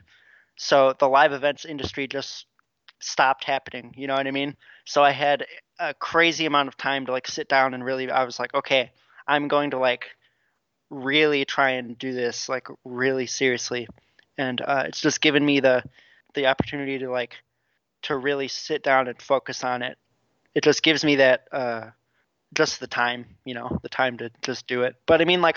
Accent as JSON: {"language": "English", "town": "La Crosse", "region": "Wisconsin", "country": "United States", "tie": "born or raised there", "moved": "as an adult", "lives_now": "Milwaukee, United States", "said": "my hometown of La Crosse"}